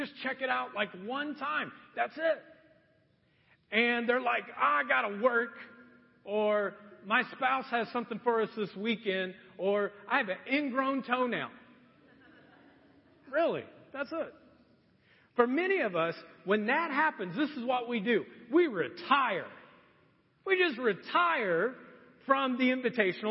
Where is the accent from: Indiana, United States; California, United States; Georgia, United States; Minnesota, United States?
Indiana, United States; Marion; also born or lived in Anderson, Indiana; I grew up in Marion, Indiana my entire life. And at ninth grade, my dad decided we would move to Anderson.